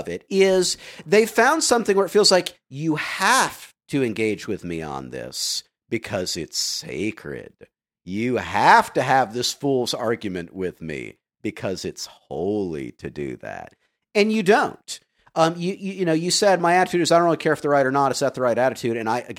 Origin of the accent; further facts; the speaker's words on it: the South, United States; I grew up in the South as a preacher's kid.